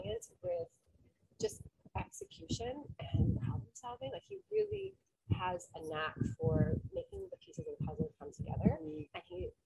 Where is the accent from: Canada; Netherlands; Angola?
Canada; moved away as an adult; We're from Canada.